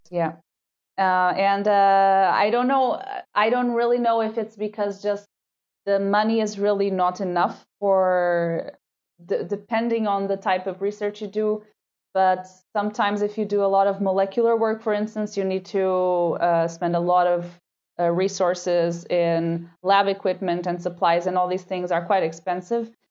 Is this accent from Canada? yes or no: no; Lisbon, Portugal; moved away as an adult; now in Vienna, Austria; So I did all my studies in Lisbon. It's my hometown.